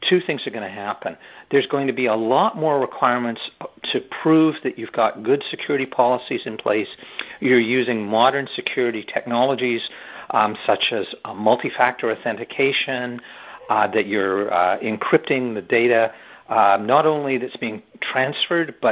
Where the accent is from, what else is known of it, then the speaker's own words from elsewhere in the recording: Canada; I'm a Canadian